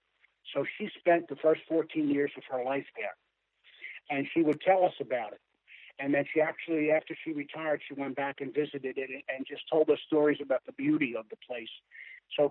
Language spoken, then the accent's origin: English; Philadelphia, Pennsylvania, United States; moved away; I'm from South Philadelphia, although I haven't lived in South Philadelphia since 1956